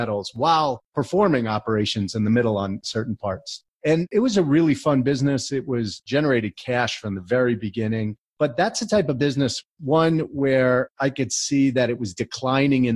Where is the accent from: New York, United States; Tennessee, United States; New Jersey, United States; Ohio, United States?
New Jersey, United States; also born or lived in College Park, Maryland; I grew up in New Jersey